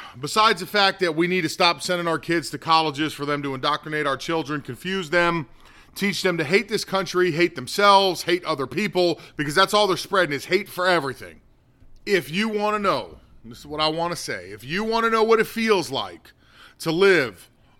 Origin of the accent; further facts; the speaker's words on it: North Korea; English is a second language; now in United States; And that same ideology drove my home country into what it is, the state of North Korea.